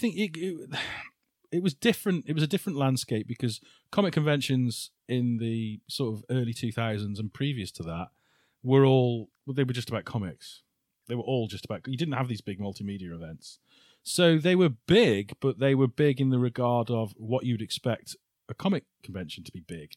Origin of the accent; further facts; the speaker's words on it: Shrewsbury, West Midlands, United Kingdom; Shrewsbury 'cause it's my hometown